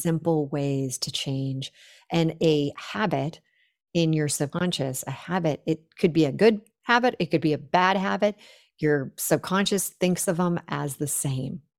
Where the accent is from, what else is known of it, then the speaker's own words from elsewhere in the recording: Silicon Valley, California, United States; I grew up in the Silicon Valley